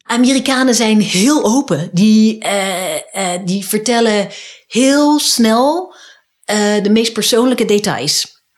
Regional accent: Netherlands; moved away as an adult; now in United States; als Nederlander

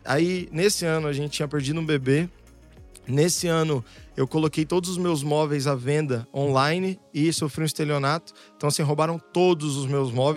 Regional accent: Santo André, São Paulo, Brazil; also born or lived in São Bernardo do Campo; Eu morava em Santo André, no Bom Pastor

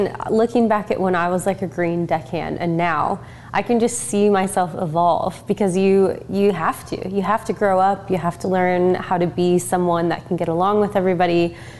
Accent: United States; I'm like, but I'm American. I love talking.

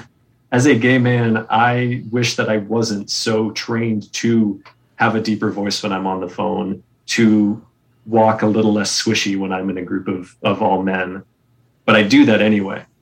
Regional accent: New England, United States; I grew up in New England in the Boy Scouts

